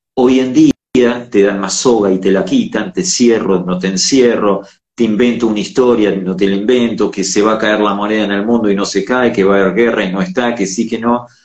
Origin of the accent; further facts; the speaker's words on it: Argentina; Somos América, somos Argentina